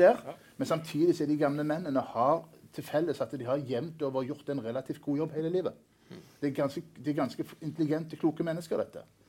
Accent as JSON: {"language": "Norwegian", "country": "Norway", "said": "vi som nordmenn"}